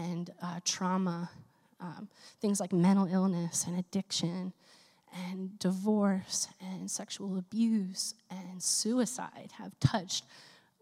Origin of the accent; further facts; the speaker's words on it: Philadelphia, Pennsylvania, United States; In the faith community that I grew up in Philadelphia, where I'm from